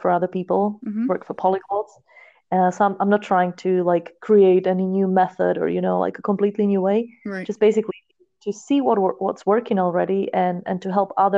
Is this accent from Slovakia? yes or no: yes; Slovakia; first language Slovak; English is a second language; I come from a very small town, so there were no people speaking other languages than Slovak around me ever